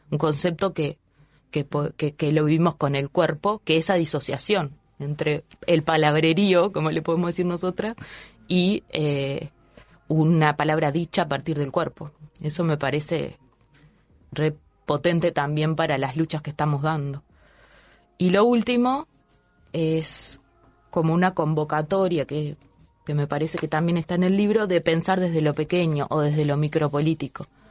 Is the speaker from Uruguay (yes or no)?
yes; Uruguay